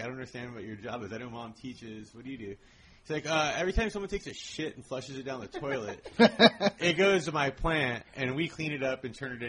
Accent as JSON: {"language": "English", "town": "Whittier", "region": "California", "country": "United States", "tie": "born or raised there", "also_born_or_lived": "Downtown Los Angeles", "said": "I'm from Whittier originally. I live in downtown now, and I grew up about 20 miles exactly from my mom's house"}